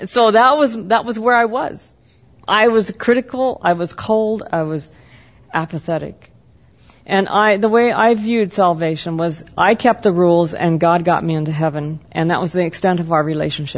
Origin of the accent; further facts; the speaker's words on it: the Northwest, Pacific Northwest, United States; I grew up in the Northwest, and the Northwest in the 60s was extremely that way